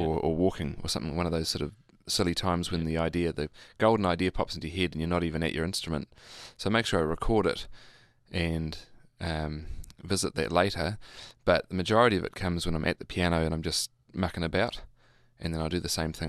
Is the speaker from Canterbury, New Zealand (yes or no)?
no; Hamilton, Waikato, New Zealand; I grew up in Hamilton.